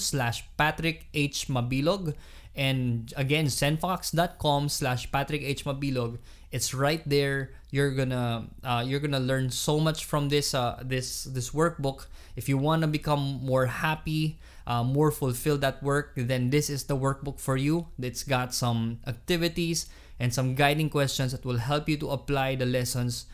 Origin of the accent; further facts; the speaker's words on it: Iloilo City, Western Visayas, Philippines; moved away; I'm from Iloilo.